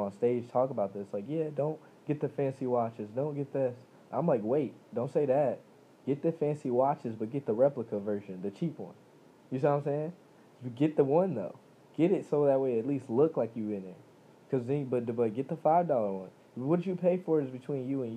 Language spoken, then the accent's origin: English; United States; I'm American, I live here, I was born here